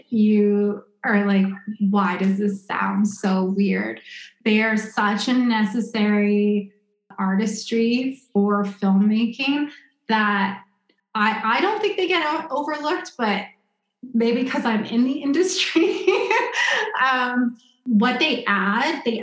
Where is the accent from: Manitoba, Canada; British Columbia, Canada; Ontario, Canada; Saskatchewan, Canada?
Manitoba, Canada; Winnipeg; moved away; I'm from Winnipeg